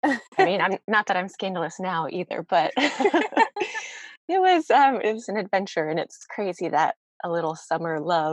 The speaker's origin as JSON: {"language": "English", "town": "Virginia Beach", "region": "Virginia", "country": "United States", "tie": "born or raised there", "also_born_or_lived": "Chesapeake, Virginia", "said": "I grew up in Virginia Beach, and we live right on the border of the city next to Virginia Beach"}